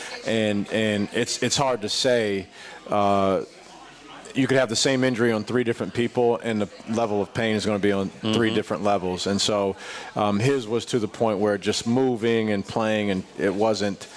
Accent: Midwest, United States; also born or lived in Madison, Wisconsin / Ohio; now in Columbia, United States; I'm from the Midwest originally

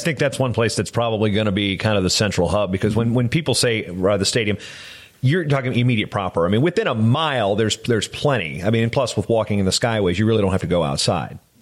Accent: southeastern Virginia, United States; now in Twin Cities, Minnesota, United States; I'm from southeastern Virginia, so I was in the swimmable portion of the Chesapeake Bay where I grew up. My, my hometown juts right out into it

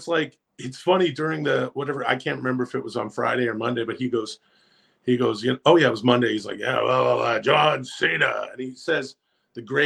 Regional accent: Ladner, British Columbia, Canada; I grew up in Ladner, not far from South Surrey, where you are

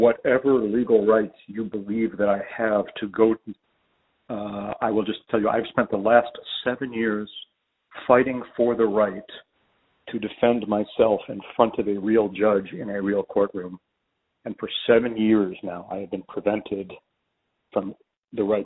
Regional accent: Chicago, Illinois, United States; I'm from Chicago.

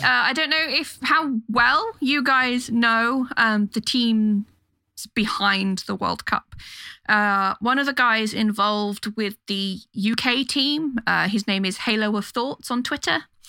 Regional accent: London, United Kingdom; London, my hometown

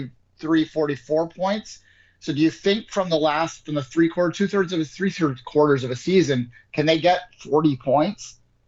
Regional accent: Toronto, Ontario, Canada; I am from Toronto

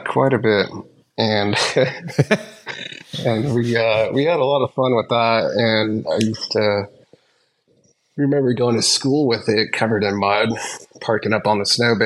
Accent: Truckee, California, United States; Grew up in Truckee

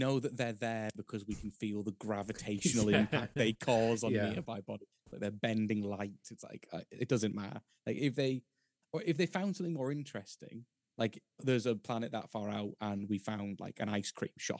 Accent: Scotland, United Kingdom; even as a Scotsman

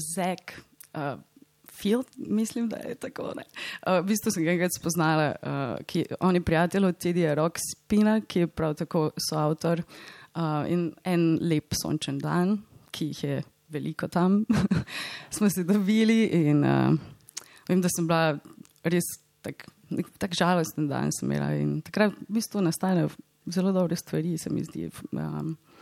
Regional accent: Slovenia; moved away; Slovenija je in bo vedno moj dom

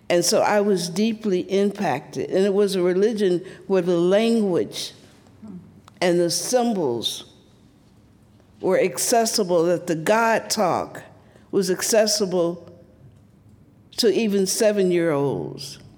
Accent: the South, United States; So, as a little black girl growing up in the South, I was, I was in many ways precocious.

